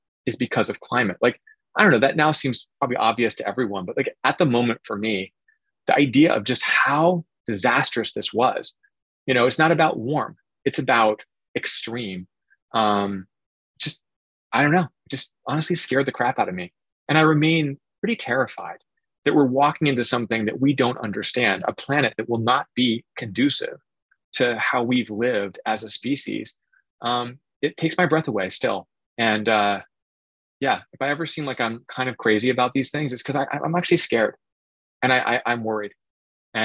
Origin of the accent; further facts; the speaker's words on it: Oregon, United States; I grew up in Oregon, and so I grew up in spotted owl territory